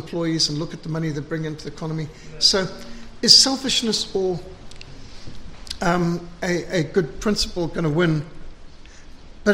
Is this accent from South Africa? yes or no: yes; South Africa; Even in our most conservative days in South Africa